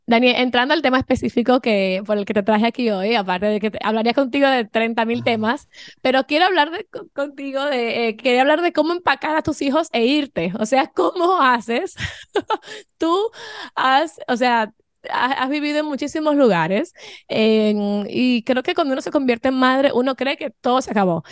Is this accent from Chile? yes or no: no; Dominican Republic; now in Miami, United States; yo soy dominicana eh, mi esposo es español